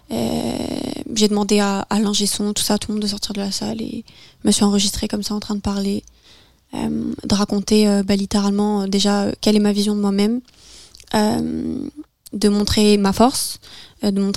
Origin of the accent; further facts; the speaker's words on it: France; first language French; où j'ai ressenti le besoin de m'exprimer dans ma langue natale j'ai l'impression que c'est aussi tout un travail euh, psychologique que j'ai fait, euh, c'est-à-dire d'accepter aussi mon retour en France.